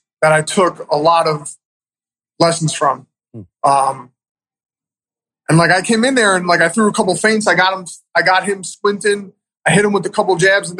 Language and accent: English; New York City, New York, United States; also born or lived in Manhattan; I was born in Manhattan, raised in Queens